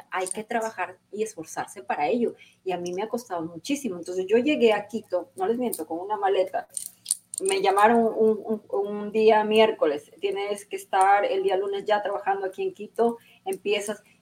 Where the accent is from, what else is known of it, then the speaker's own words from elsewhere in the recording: Santo Domingo, Dominican Republic; yo participé para Reina de Santo Domingo, fui la virreina de, mi